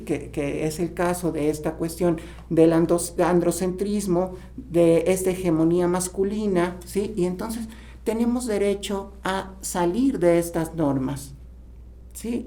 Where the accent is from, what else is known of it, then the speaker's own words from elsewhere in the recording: Tlaxcala, Mexico; como, mexicanos, como tlaxcaltecas